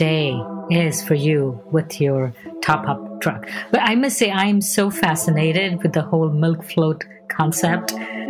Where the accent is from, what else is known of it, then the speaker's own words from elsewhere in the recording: India; So that's how I grew up in India.